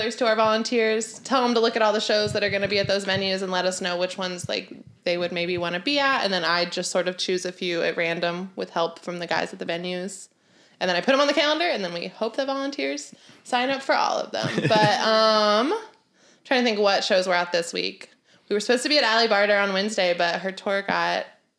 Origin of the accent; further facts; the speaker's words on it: Savannah, Georgia, United States; moved away as an adult; now in Chicago, United States; I grew up in Savannah, Georgia